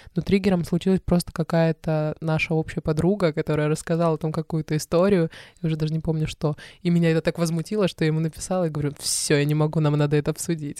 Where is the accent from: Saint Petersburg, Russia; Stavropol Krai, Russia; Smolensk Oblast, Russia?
Stavropol Krai, Russia; Stavropol; moved away; я из Ставрополя, и он из Ставрополя